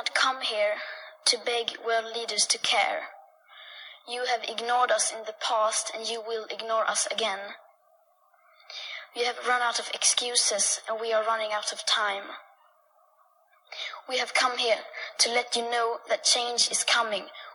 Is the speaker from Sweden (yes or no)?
yes; Sweden; I am 15 years old and I'm from Sweden.